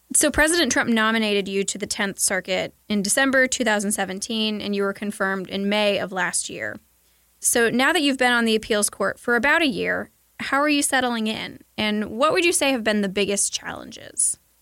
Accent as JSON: {"language": "English", "region": "Kentucky", "country": "United States", "said": "I'm from Kentucky"}